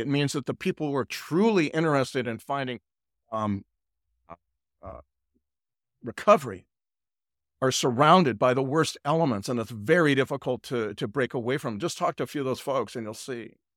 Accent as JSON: {"language": "English", "region": "California", "country": "United States", "moved": "as an adult", "lives_now": "Nashville, United States", "said": "I'm really Californian at all my life"}